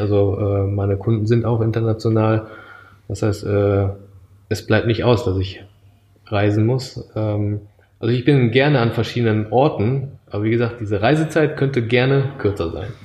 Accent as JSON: {"language": "German", "town": "Düsseldorf", "region": "North Rhine-Westphalia", "country": "Germany", "tie": "born or raised there", "also_born_or_lived": "Japan", "moved": "as an adult", "said": "aufgewachsen bin ich in äh, Nordrhein-Westfalen, in Düsseldorf"}